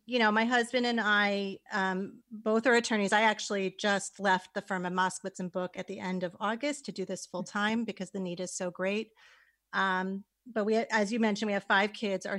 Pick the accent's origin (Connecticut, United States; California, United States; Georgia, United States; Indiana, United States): Connecticut, United States; West Hartford; I actually grew up in West Hartford, Connecticut